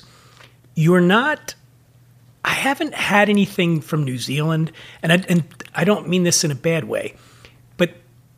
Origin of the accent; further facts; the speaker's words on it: Philadelphia, Pennsylvania, United States; you know I'm from Philadelphia.